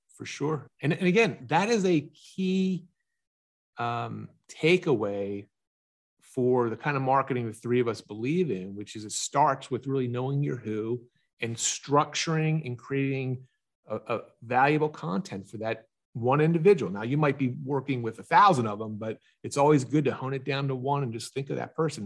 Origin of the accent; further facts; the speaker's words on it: Pennsylvania, United States; also born or lived in Galveston, Texas; I'm from Pennsylvania, I travel whatever it is, two thousand miles to Texas